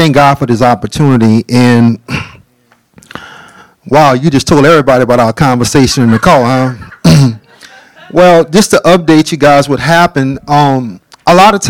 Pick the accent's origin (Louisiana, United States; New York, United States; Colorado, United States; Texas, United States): Louisiana, United States; New Orleans; I am born and raised from a little town called New Orleans